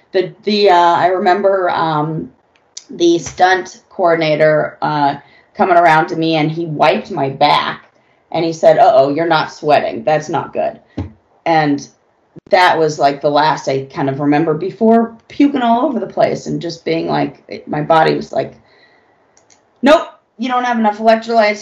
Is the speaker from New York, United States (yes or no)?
no; Los Angeles, California, United States; also born or lived in San Francisco; I'm born and raised in Los Angeles.